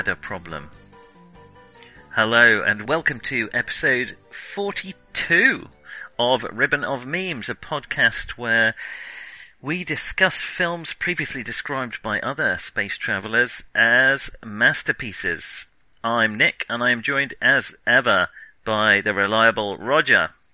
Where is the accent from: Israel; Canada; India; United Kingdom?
United Kingdom; I'm British